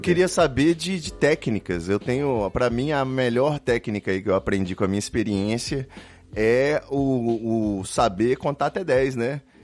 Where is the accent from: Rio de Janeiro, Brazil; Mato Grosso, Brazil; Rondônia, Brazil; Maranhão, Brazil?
Rio de Janeiro, Brazil; Eu sou do Rio de Janeiro